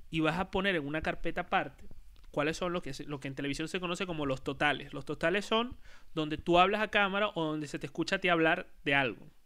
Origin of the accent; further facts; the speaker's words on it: Puerto La Cruz, Anzoátegui, Venezuela; Mira, yo voy a poner nada más y nada menos que las empanadas del ferry de Puerto La Cruz.